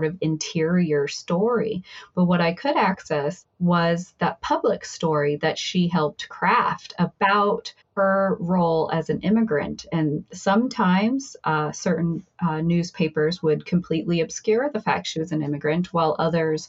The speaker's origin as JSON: {"language": "English", "town": "Emmett", "region": "Idaho", "country": "United States", "also_born_or_lived": "Cambridge, Massachusetts", "moved": "as an adult", "said": "I'm from Emmett, Idaho, outside Boise"}